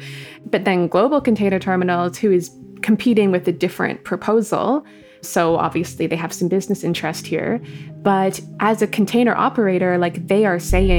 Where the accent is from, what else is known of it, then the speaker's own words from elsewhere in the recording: Squamish Nation, British Columbia, Canada; I'm from Squamish Nation